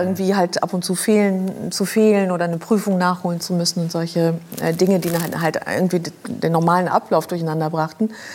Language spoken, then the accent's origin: German; Luxembourg; moved away; also born or lived in Germany; ich kam aus Luxemburg, ich kam aus einer aus einem Elternhaus